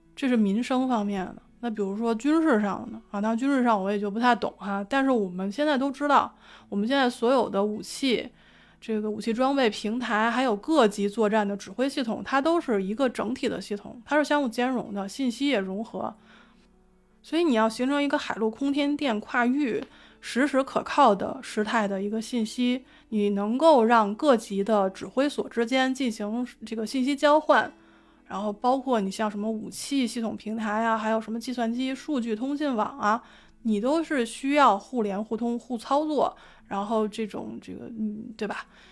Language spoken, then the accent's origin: Chinese; Beijing, China; 我作为一个北京人